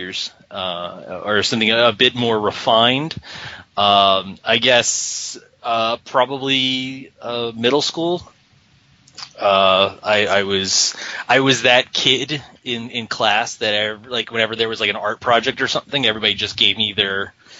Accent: Philadelphia, Pennsylvania, United States; moved away; I grew up in Philadelphia, Pennsylvania

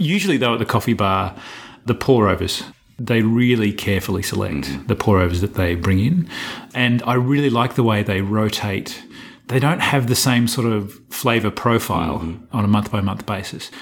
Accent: Australia; moved away; I'm being too Australian, too frank

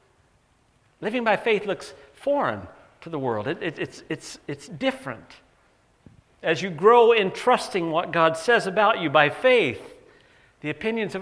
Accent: North Carolina, United States; moved away; growing up in North Carolina

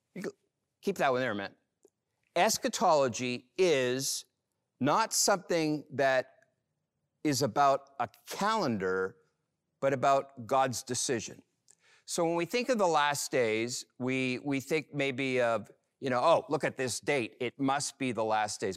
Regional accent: Montreal, Quebec, Canada; growing up in Montreal

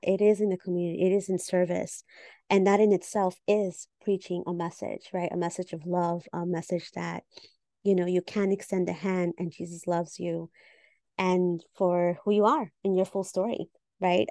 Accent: Peru; now in New York City, United States; we're fellow Peruanas in New York City

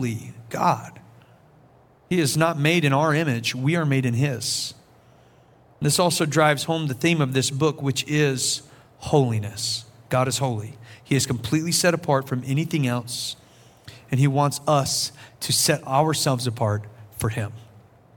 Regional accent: South Carolina, United States; I'm from South Carolina

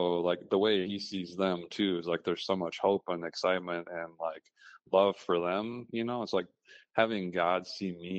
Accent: Minnesota, United States; I grew up in Minnesota

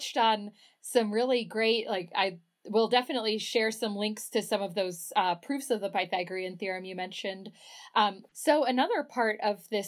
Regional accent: Dallas, Texas, United States; I grew up in Dallas

